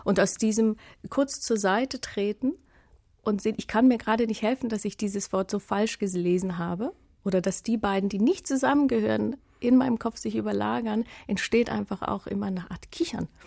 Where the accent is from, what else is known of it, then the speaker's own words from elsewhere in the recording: Germany; ich habe Russisch gelernt. Ich komme aus der DDR. Ich bin in der dritten Klasse in eine Russischklasse gekommen. Es war meine erste Fremdsprache.